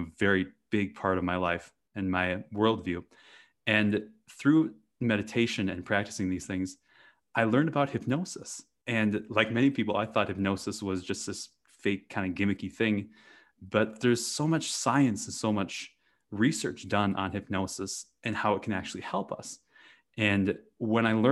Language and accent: English; Wisconsin, United States; I grew up in the Midwest in Wisconsin in the US, and I grew up on a dairy farm